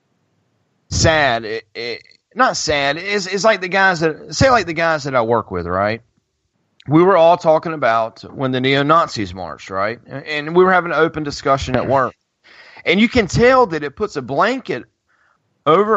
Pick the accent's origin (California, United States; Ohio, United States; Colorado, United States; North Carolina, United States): North Carolina, United States; Greensboro; A&T here in my hometown